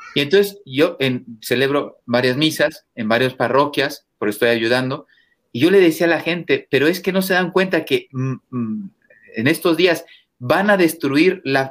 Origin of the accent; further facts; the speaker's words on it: Mexico; moved away as an adult; also born or lived in Spain; yo vengo de México, un país católico